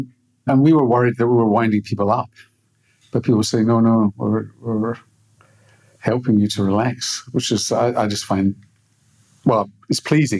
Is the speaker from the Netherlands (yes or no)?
no; Glasgow, Scotland, United Kingdom; Yeah, I mean, Glasgow's not a rich city. It's relatively poor in the west of Scotland.